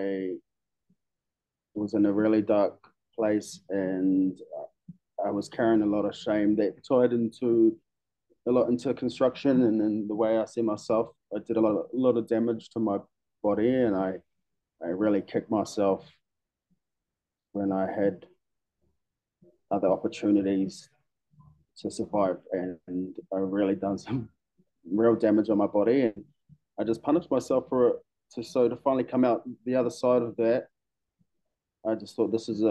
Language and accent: English; Masterton, Wellington, New Zealand; moved away as an adult; now in Melbourne, Australia; I am originally from Aotearoa, a small city about an hour and a half north of Wellington, which is famously known for sheep shearing competition